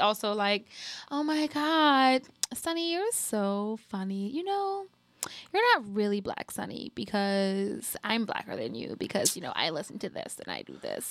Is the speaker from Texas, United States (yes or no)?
no; New Orleans, Louisiana, United States; I'm from New Orleans, I'm from here